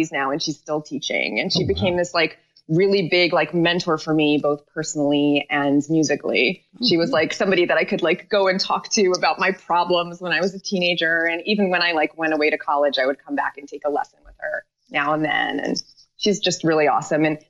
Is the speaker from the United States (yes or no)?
yes; New York City, New York, United States; also born or lived in Israel; So we were in Washington Heights until I was 8. And then we moved to the Upper West Side, to 94th and Amsterdam